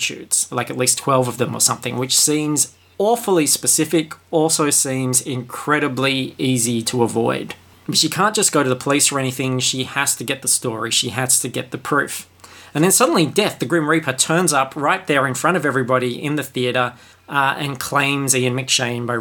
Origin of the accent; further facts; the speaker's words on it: Australia; We're an English colony. We watch a lot of English TV